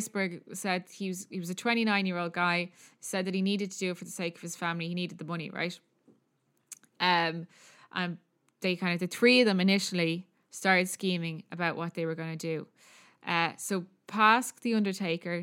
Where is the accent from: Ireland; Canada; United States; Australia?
Ireland; accent: Irish; Anything I say is an Irish accent